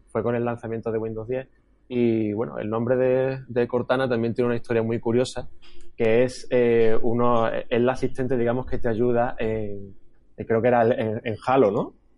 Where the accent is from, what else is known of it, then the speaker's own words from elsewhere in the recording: Andalusia, Spain; accent: Andalusian; los andaluces, que no es que hablemos mal, pero casi, casi que tenemos nuestro propio dialecto, ¿no? Y muchas veces con nuestro acento